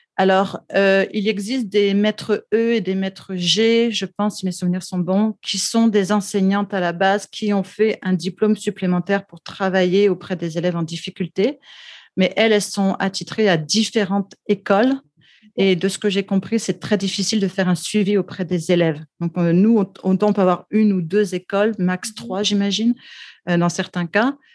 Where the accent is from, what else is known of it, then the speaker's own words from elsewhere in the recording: France; accent: French; also born or lived in Quebec; now in Vancouver, Canada; comme on peut l'entendre dans mon accent, euh, je suis française d'origine